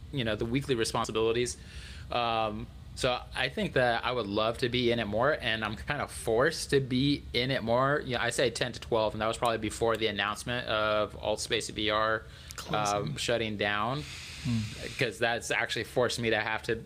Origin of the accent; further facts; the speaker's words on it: Albuquerque, New Mexico, United States; moved away; also born or lived in Colorado Springs; I grew up in Albuquerque, so that's, all right, that's my home state.